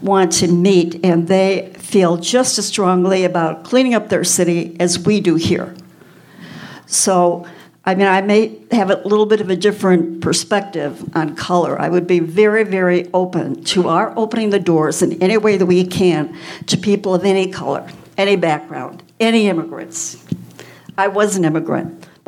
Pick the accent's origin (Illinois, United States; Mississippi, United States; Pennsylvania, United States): Illinois, United States; Chicago; moved away; I was raised in Chicago